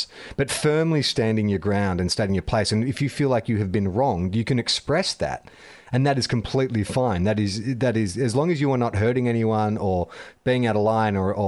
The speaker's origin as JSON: {"language": "English", "country": "Australia", "said": "as an Australian"}